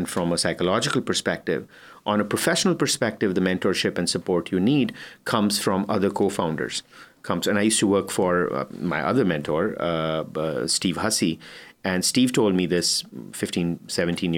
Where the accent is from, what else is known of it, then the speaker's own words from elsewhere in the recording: India; moved away; I'm Indian